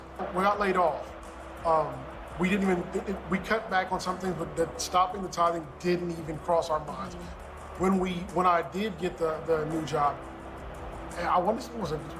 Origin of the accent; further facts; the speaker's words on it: Ohio, United States; moved away; We grew up with them in Ohio.